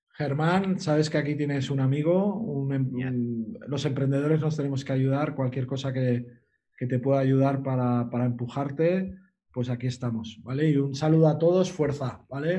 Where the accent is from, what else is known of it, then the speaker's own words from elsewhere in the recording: Sant Feliu de Guíxols, Catalonia, Spain; yo soy de San Feliu de Guisol, somos gente marinera